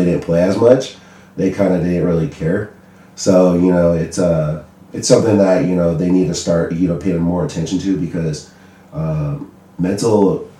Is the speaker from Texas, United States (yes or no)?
no; San Bernardino, California, United States; I am originally from San Bernardino, California.